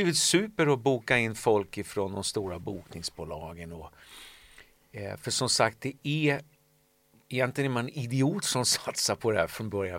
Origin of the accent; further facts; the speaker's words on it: Solna, Stockholm County, Sweden; sen jag växte upp i Solna